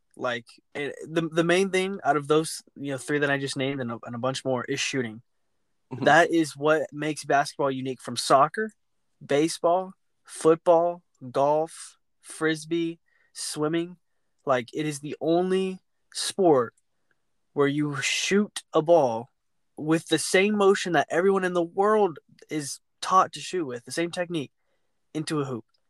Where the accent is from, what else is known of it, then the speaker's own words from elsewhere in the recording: Houston, Texas, United States; my hometown